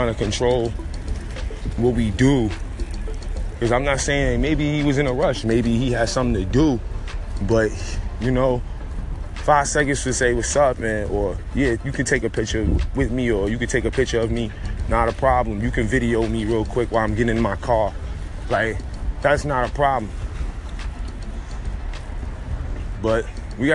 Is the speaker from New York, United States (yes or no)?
yes; New York City, New York, United States; I'm from Harlem. We in Harlem